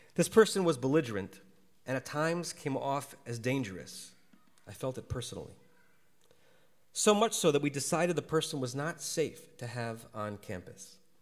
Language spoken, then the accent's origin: English; Connecticut, United States; moved away as an adult; now in Los Angeles, United States; I grew up in Connecticut